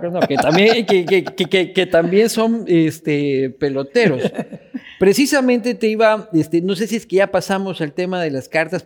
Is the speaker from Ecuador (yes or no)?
yes; Ecuador